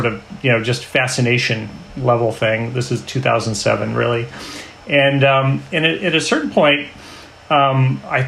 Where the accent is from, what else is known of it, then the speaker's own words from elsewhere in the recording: Bay Area, California, United States; I'm a Bay Area boy.